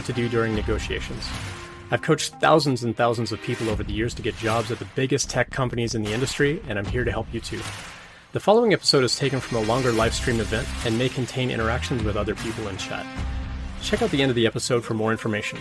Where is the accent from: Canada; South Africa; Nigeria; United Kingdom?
Canada; moved away; I'm originally from Canada, where football wasn't as big a deal as something like hockey or basketball